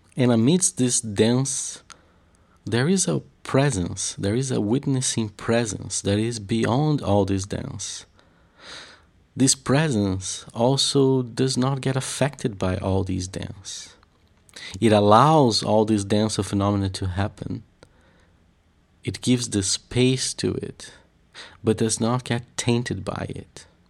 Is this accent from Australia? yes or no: no; Curitiba, Paraná, Brazil; I come from the south of Brazil in a city called, uh, Curitiba